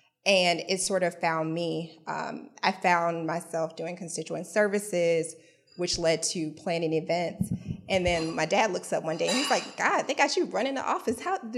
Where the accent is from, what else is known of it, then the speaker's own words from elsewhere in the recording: Atlanta, Georgia, United States; I'm from Atlanta